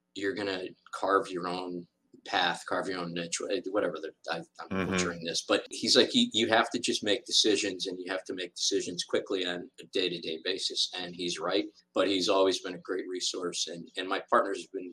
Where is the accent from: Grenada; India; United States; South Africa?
United States; Berlin, Connecticut; I grew up in Berlin, Connecticut, which is a great town where I really, truly learned how to be grounded